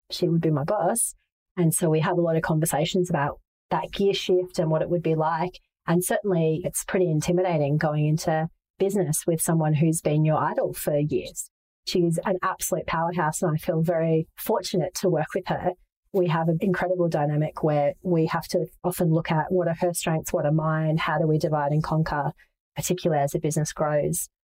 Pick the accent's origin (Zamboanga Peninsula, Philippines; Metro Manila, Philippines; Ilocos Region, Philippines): Metro Manila, Philippines; Manila; I grew up in Asia and Ho Chi Minh City absolutely takes my breath away as a place that is so reflective of what it is to be Vietnamese. I didn't live there. I lived in Manila